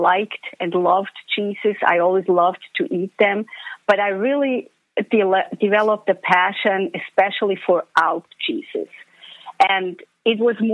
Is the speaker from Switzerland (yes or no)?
yes; Switzerland; moved away; I am Swiss. Swiss at heart and always will be.